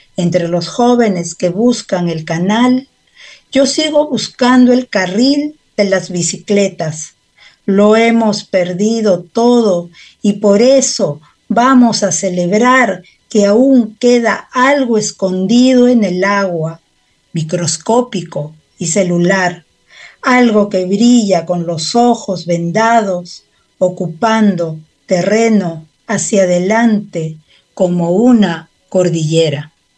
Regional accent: Peru; now in Helsinki, Finland; como peruana

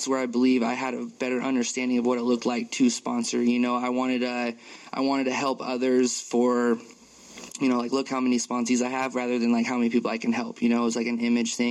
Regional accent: Tacoma, Washington, United States; moved away as an adult; now in Kirkland, United States; I'm from Tacoma, and I moved out to the Kirkland on the east side

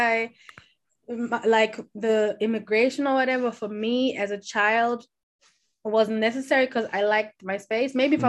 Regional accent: Germany; also born or lived in Kumasi, Ghana; I was born in Kumasi, which is like the Ashanti region in Ghana, so it's the west. Ashanti is like the biggest, one of the biggest tribes in Ghana as well. And I was born there, and I came to Germany when I was three, becoming four.

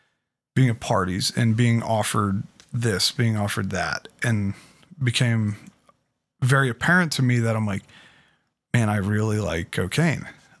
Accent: Pittsburgh, Pennsylvania, United States; I was originally from Pittsburgh. Yeah. I was born in Presby Hospital, and the adoption was from Allegheny County.

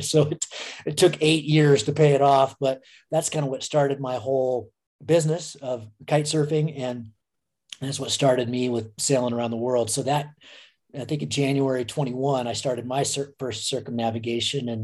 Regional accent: United States; I grew up in Lake Tahoe

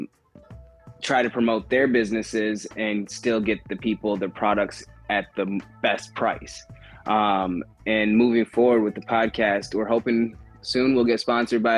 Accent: Grand Rapids, Michigan, United States; moved away as an adult; now in Kalamazoo, United States; I'm from Grand Rapids, Michigan originally. Had a lot of brothers and sisters growing up in the inner city

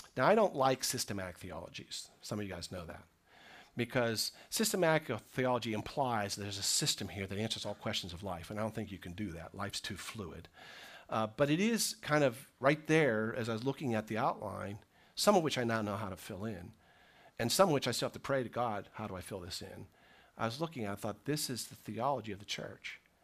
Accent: United States; I'm an American Christian

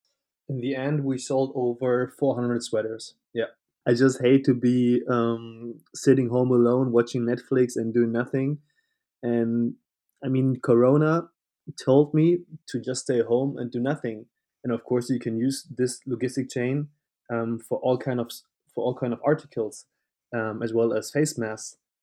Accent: Hanover, Lower Saxony, Germany; moved away as an adult; also born or lived in Leeuwarden; now in Cologne, Germany; from Hanover, Northern Germany. I'm 26 years old, and currently I am living and studying in Cologne.

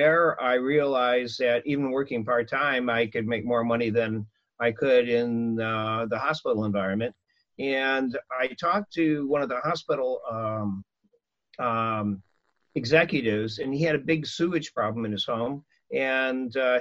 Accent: Illinois, United States; moved away as an adult; now in Anaheim, United States; Illinois, a farm town

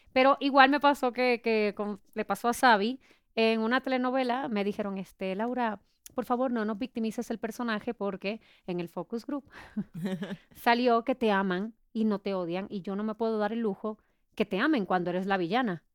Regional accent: Puerto Rico; now in Mexico; yo soy de Puerto Rico, ya cumplí 17 años aquí

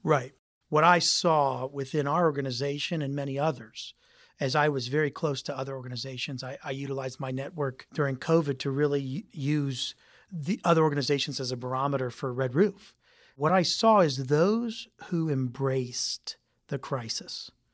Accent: Youngstown, Ohio, United States; I came from Youngstown, Ohio

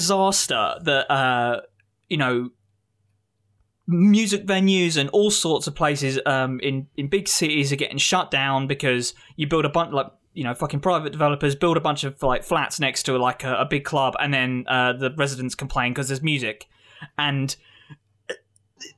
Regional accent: Glasgow, Scotland, United Kingdom; I'm from Glasgow

